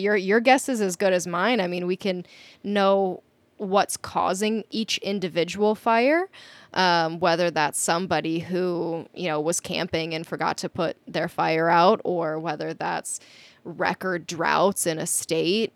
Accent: Minnesota, United States; moved away as an adult; also born or lived in South Dakota; I grew up in Minnesota. I basically grew up in the woods

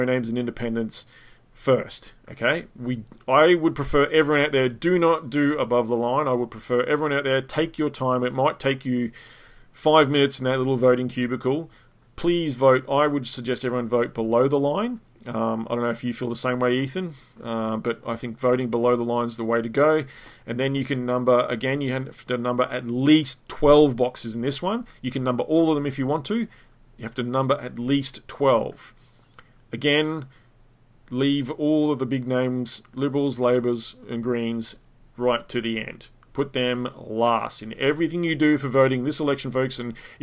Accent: Australia; being Australian

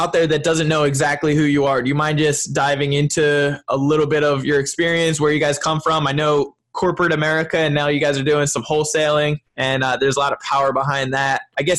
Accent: New Jersey, United States; I'm from New Jersey

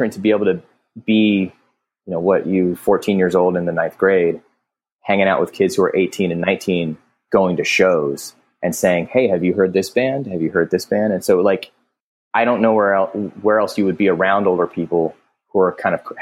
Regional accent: Alexandria, Virginia, United States; I grew up in Alexandria, Virginia

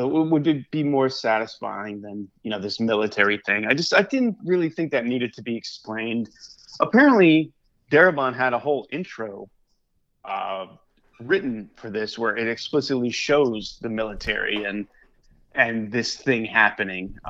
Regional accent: Hartford, Connecticut, United States; I was born in Hartford

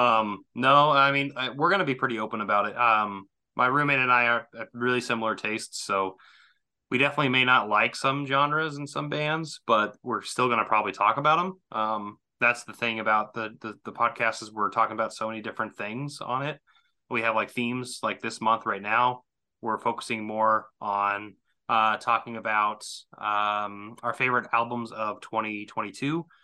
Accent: Southwest Missouri, United States; I come from Missouri, so Southwest Missouri

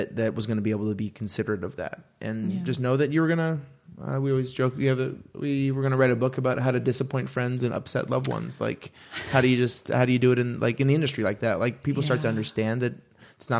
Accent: Aurora, Oregon, United States; moved away; I grew up about 20-25 minutes south of Portland

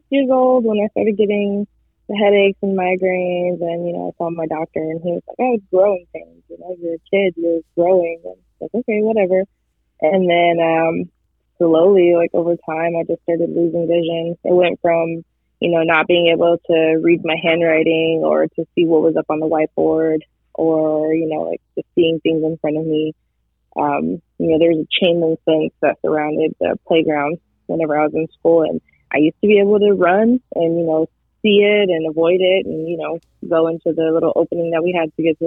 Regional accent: Texas, United States; I am from Texas

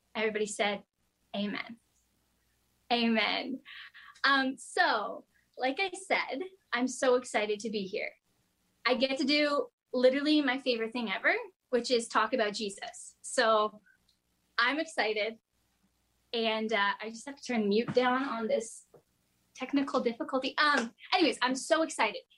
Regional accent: Kingston, Ontario, Canada; I'm from Kingston, Ontario. Um, actually, I grew up in the country in a rural area outside of Kingston.

